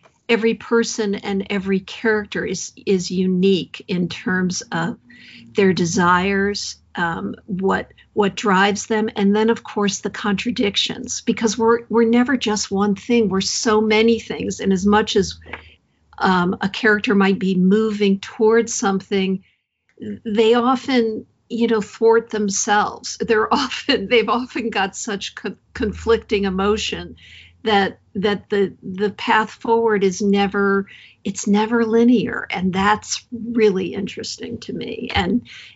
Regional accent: Hartford, Connecticut, United States; moved away as an adult; also born or lived in San Francisco; I grew up around the Hartford area in a couple different towns.

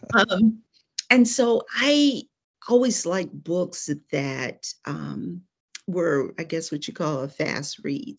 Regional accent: Cleveland, Ohio, United States; moved away as an adult; now in Atlanta, United States; I'm actually from Cleveland, Ohio

